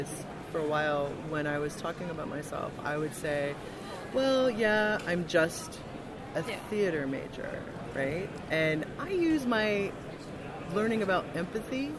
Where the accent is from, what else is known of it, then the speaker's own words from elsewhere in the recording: Midwest, United States; I am from the Midwest